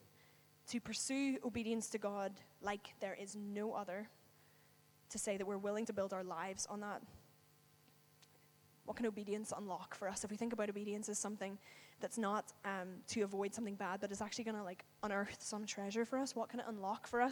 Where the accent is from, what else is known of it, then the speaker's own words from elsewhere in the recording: Northern Ireland, United Kingdom; moved away; I live away from home. I'm from Northern Ireland